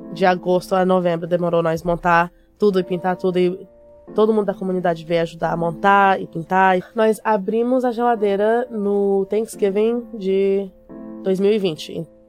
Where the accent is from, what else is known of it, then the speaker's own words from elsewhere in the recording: Conceição do Araguaia, Pará, Brazil; moved away; eu nasci em Conceição da Araguaia, no Pará